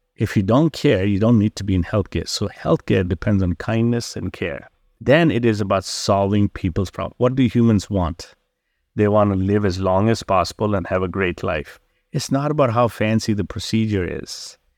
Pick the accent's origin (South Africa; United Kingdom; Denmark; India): India; also born or lived in Mandalay, Myanmar; now in Chicago, United States; I was born in Burma, Mandalay, grew up in India